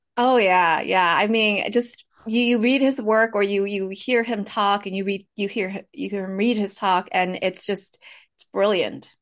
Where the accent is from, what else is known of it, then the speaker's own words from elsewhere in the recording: Fresno, California, United States; first language Hmong; English is a second language; I grew up in Fresno. I was born and raised here. So I am a I'm a, I'm a Fresno native, Valley native